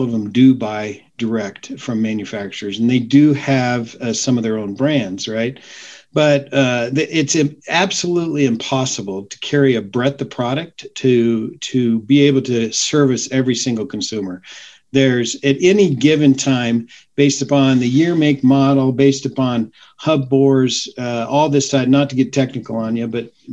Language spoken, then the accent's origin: English; Grand Junction, Colorado, United States; also born or lived in Arizona / Denver, Colorado; I grew up in Grand Junction